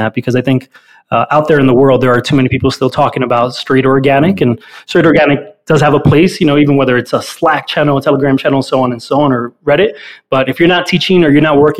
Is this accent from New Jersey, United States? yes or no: yes; Weehawken, New Jersey, United States; also born or lived in North Bergen, New Jersey; Then was raised half the time in Weehawken, which is actually, for those that may not know, is where the Lincoln Tunnel is on the Jersey side.